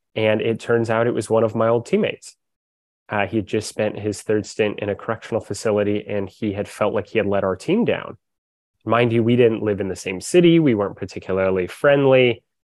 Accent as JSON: {"language": "English", "town": "Corvallis", "region": "Oregon", "country": "United States", "tie": "born or raised there", "lives_now": "Portland, United States", "said": "I grew up in Corvallis, Oregon. I live in Portland now."}